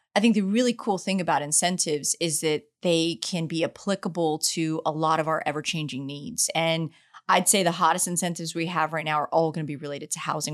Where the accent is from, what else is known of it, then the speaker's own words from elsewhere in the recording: San Antonio, Texas, United States; also born or lived in Asia Pacific; now in Houston, United States; grew up in San Antonio, Texas, love my hometown